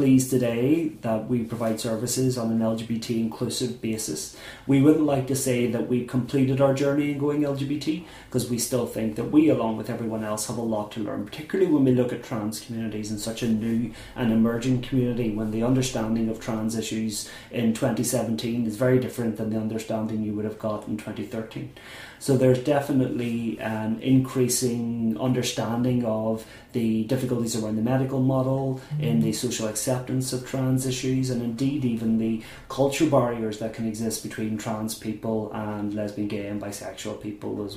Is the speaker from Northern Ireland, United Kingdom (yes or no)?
yes; Maghera, Northern Ireland, United Kingdom; I grew up in Mahara in County Derry, a very small town, mainly nationalist or Catholic.